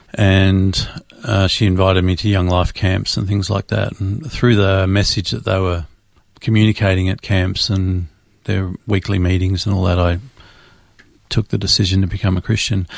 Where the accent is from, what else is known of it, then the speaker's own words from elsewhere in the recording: Melbourne, Victoria, Australia; Born and raised in Melbourne, Australia.